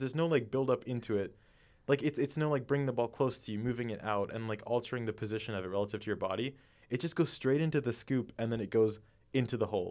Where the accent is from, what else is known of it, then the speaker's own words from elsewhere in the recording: Phoenix, Arizona, United States; born and brought up in the Phoenix area